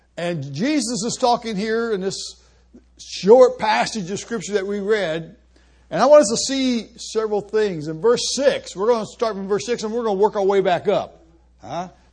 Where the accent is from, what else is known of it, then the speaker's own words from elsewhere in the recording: Columbus, Ohio, United States; moved away as an adult; now in Argentina; I grew up in Columbus, right next door to a church.